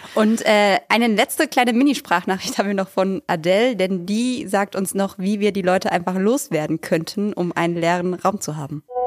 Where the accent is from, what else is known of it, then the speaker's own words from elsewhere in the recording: Bingen am Rhein, Rhineland-Palatinate, Germany; now in Berlin, Germany; Nach Hause zu mir nach Bingen